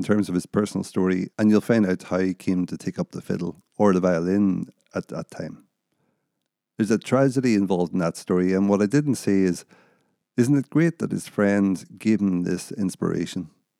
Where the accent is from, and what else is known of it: California, United States